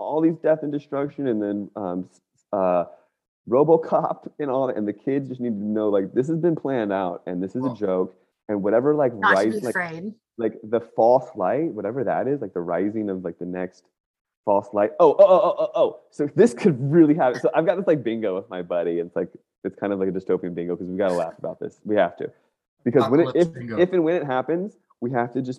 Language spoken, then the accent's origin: English; Northern Virginia, United States; I grew up in Northern Virginia, right outside of all of the stuff, like Dulles Airport